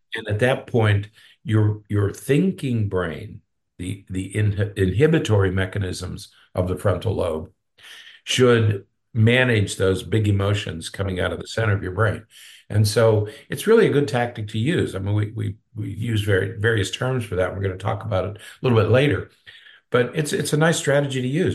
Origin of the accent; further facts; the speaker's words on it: Pennsylvania, United States; now in Florida, United States; I'm from Pennsylvania